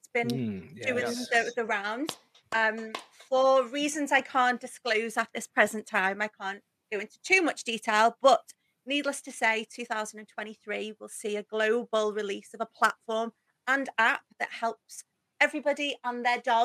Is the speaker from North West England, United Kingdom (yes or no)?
yes; Liverpool, North West England, United Kingdom; accent: Scouse